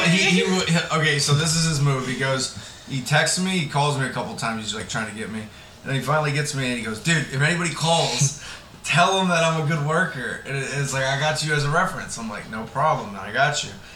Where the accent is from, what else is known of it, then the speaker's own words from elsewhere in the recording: Florida, United States; growing up in Florida together